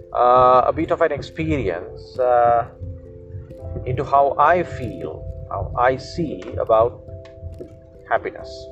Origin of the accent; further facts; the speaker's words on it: Sri Lanka; first language Sinhala; English is a second language; sinhala which is my mother tongue i'm a sri lankan